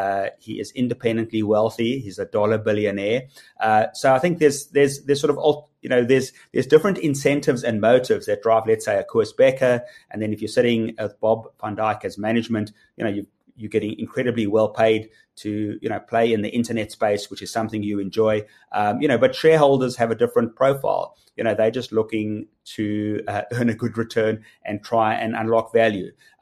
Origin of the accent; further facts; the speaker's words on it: South Africa; as a rand, as a South African, you know, you're also getting the dollar strength or the rand weakness